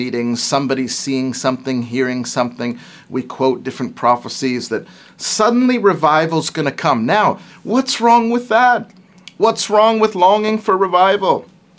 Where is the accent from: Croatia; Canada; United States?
Canada; I'm a Canadian